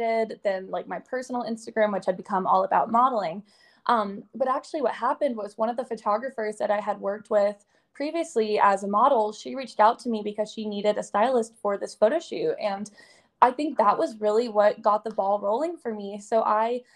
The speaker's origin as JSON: {"language": "English", "town": "Atlanta", "region": "Georgia", "country": "United States", "tie": "born or raised there", "also_born_or_lived": "Boston", "said": "until I moved back to Atlanta, which is my hometown"}